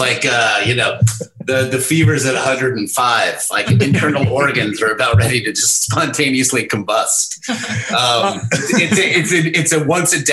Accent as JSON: {"language": "English", "town": "Los Angeles", "region": "California", "country": "United States", "tie": "born or raised there", "said": "I grew up in Los Angeles"}